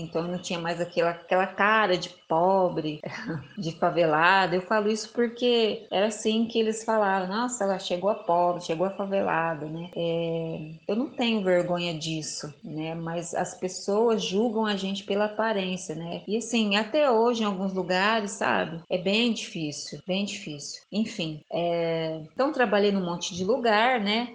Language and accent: Portuguese; Osasco, São Paulo, Brazil; eu nasci em Osasco, é numa favela, hoje é chamada de comunidade, é bem carente, né, no barraquinho que era meio metade lona, metade madeira, o chão com terra batida, é, mas eu era feliz lá.